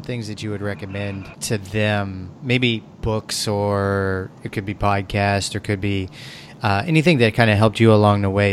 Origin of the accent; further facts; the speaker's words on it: Missouri, United States; I come from Missouri